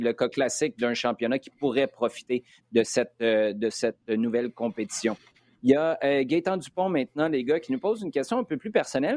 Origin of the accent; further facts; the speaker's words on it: Quebec City, Quebec, Canada; J'habitais à Québec